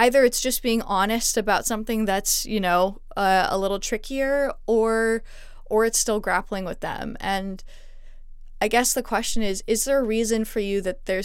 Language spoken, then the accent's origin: English; Montreal, Quebec, Canada; moved away; Because I grew up in Montreal, there's a lot of Canadian isms that I actually missed out on because a lot of what I know is like French Canadian slang